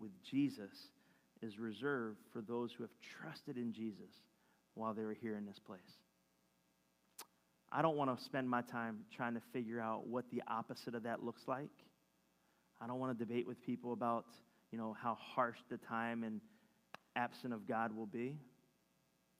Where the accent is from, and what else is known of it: Philadelphia, Pennsylvania, United States